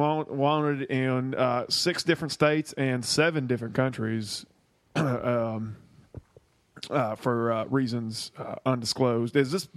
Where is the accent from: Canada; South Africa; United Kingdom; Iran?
Canada; Montreal, Quebec; now in Florida, United States; growing up in Montreal